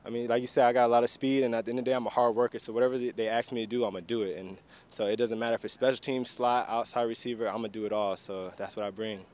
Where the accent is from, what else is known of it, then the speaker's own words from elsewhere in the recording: Tampa, Florida, United States; also born or lived in Baltimore; now in Houston, United States; I'm from Tampa, so we got a little breeze off the Gulf